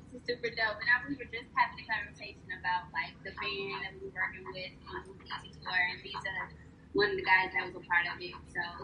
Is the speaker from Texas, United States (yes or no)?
yes; Houston, Texas, United States; I am a choreographer, creative director, all around creative, really. I'm from Houston. I'm Houston based.